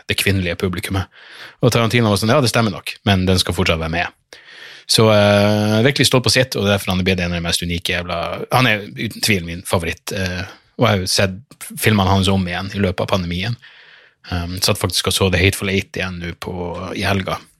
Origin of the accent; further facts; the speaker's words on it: Narvik, Nordland, Norway; moved away; jeg var hjemme i Narvik på sommerferie